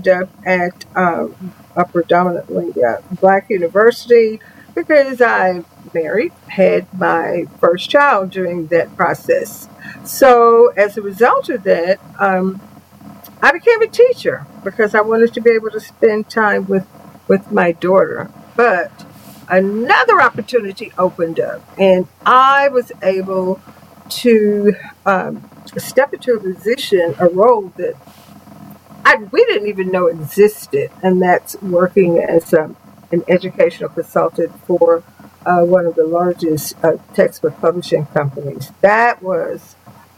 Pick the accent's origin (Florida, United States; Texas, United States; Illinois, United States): Texas, United States; Houston; I grew up in Houston, Texas